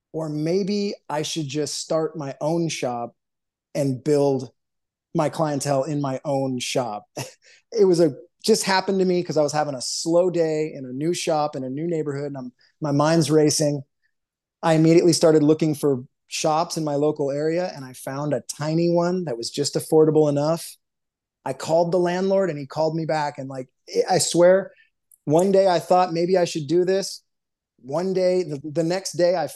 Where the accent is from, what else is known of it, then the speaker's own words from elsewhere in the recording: Huntington Beach, California, United States; I'm from Southern California. I'm from Huntington Beach